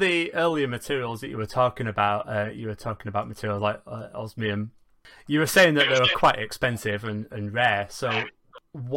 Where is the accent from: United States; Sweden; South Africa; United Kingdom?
United Kingdom; Manchester, North West England; I'm from Manchester